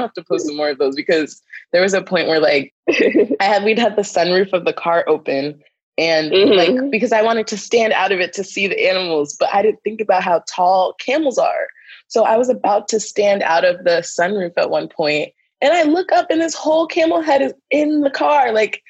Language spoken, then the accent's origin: English; Northeast, United States; but I'm from the Northeast. Like if I drive 3 hours, I'm in a whole different state.